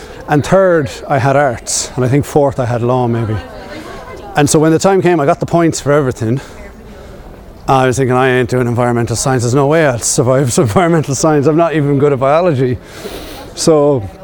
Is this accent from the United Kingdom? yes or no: no; Passage West, Munster, Ireland; I'm from Passage West and I went to school in St. Peter's